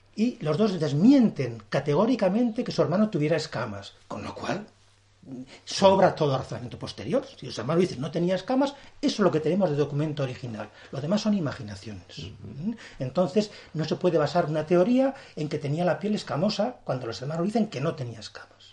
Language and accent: Spanish; Burgos, Castile and León, Spain; yo soy un hombre de la meseta. Eh, hay que reconocerlo, soy, yo nací en Burgos